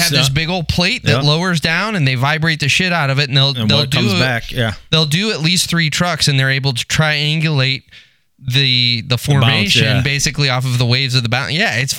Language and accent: English; Texas, United States; moved away; I'm originally from Texas.